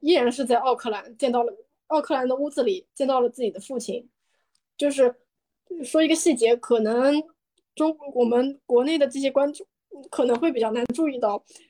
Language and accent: Chinese; China; 我们中国人的延安或者井冈山